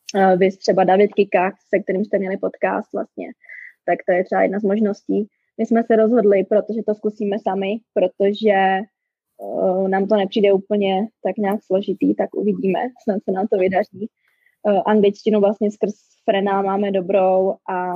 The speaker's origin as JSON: {"language": "Czech", "country": "Czechia", "moved": "as an adult", "lives_now": "Calgary, Canada", "said": "já jsem teda Češka"}